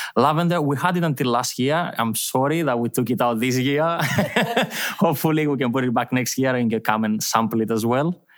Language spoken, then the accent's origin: English; Thessaloniki, Central Macedonia, Greece; English is a second language; moved away as an adult; now in Milos, Greece; I'm from Thessaloniki. I've, um, I've born and lived my life, uh, in a small town outside Thessaloniki